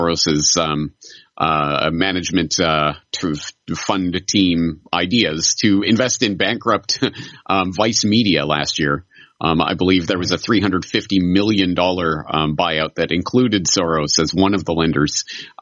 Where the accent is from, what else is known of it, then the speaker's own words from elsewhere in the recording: Canada; now in Japan; I'm a Canadian in Japan